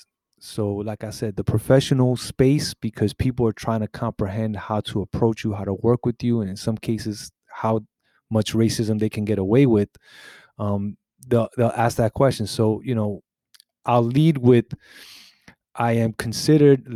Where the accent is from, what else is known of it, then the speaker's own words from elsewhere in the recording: New York City, New York, United States; I was born in Brooklyn, in New York